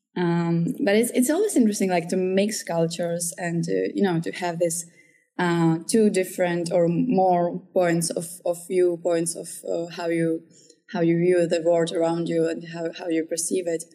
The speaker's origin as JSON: {"language": "English", "country": "Czechia", "tie": "born or raised there", "also_born_or_lived": "Ukraine", "said": "I was born in Ukraine. I have some Kazakh roots too, but I basically grew up here in Czech Republic for most of my life"}